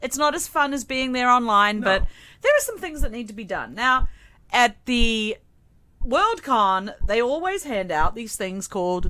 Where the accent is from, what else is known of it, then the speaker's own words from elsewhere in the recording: Wellington, New Zealand; moved away; it would have been held in New Zealand. In fact, in my hometown of Wellington.